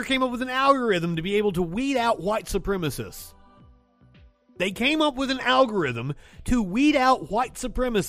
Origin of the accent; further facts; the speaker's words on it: Eastern Kentucky, United States; I'm from Eastern Kentucky, one of the poorest regions in the world. I am the grandson of a UMW miner